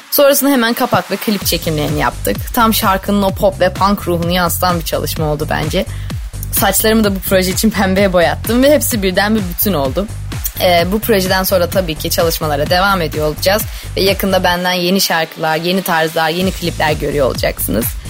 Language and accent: Turkish; Istanbul, Turkey